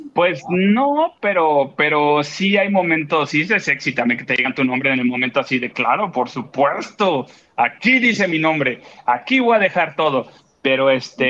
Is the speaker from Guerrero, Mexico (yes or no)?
yes; Acapulco, Guerrero, Mexico; now in Mexico City, Mexico; van a ir a mi pueblo, van para Acapulco